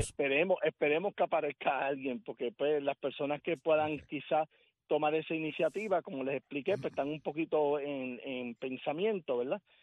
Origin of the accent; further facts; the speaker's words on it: Puerto Rico; Puerto Rico, no solamente por ser parte de una de las puntas del Triángulo de las Bermudas, somos descendientes de la Atlántida, aquí hay mucho magnetismo